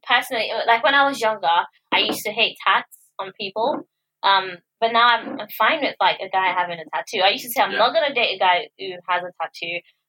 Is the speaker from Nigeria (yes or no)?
yes; Nigeria; now in United Kingdom; growing up in Nigeria, I had a different perception of those things, and when I came to the UK